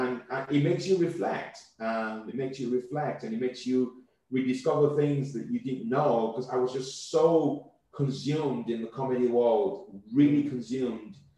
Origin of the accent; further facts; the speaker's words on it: Southwest Nigeria, Nigeria; now in United Kingdom; I come from the Yoruba tribe.